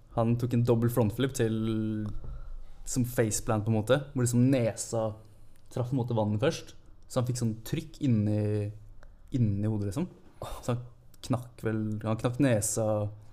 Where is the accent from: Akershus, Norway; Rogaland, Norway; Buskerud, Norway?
Buskerud, Norway; Holmsbu; moved away as an adult; also born or lived in Klokkestua; now in Oslo, Norway; flytta jeg til Hornsbu i, i, barndommen. Så jeg er jo en Hurum-gutt